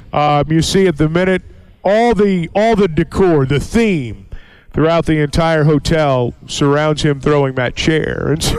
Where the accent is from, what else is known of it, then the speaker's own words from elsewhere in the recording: the South, United States; I'm from the South, so I don't speak ill of the dead.